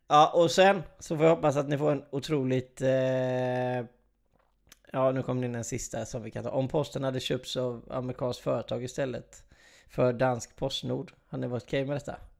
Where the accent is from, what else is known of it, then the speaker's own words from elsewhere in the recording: Sweden; vi är svenskar